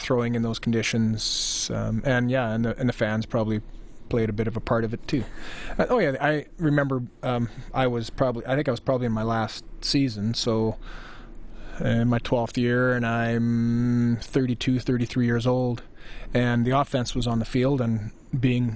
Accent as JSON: {"language": "English", "town": "Saskatoon", "region": "Saskatchewan", "country": "Canada", "tie": "born or raised there", "moved": "as an adult", "said": "growing up in Saskatoon like I did"}